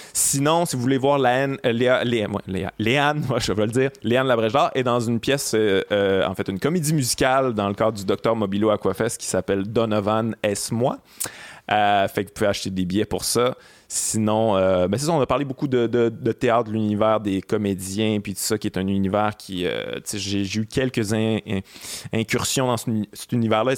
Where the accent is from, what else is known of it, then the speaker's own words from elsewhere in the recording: Quebec City, Quebec, Canada; now in Montreal, Canada; je viens de Québec, comme toi